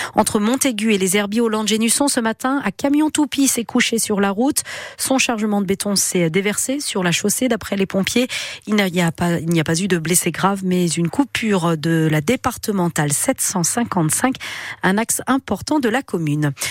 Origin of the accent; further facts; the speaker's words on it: Loire-Atlantique and Vendée, Pays de la Loire, France; chez nous en Loire-Atlantique et en Vendée